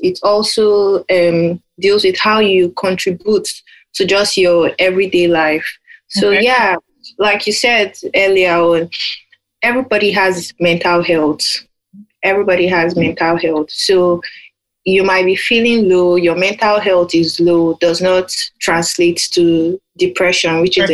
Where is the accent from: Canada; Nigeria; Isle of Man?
Nigeria; now in United Kingdom; I'm in the UK right now. I'm Nigerian